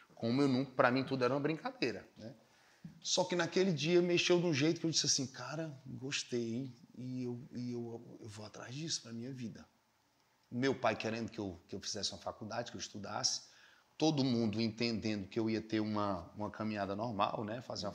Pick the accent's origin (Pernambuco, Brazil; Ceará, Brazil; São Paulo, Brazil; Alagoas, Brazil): Ceará, Brazil; Fortaleza; also born or lived in Campina Grande, Paraíba; Eu sou de Campina Grande, na Paraíba, né? E saí de Campina Grande com oito anos para morar aqui em Fortaleza.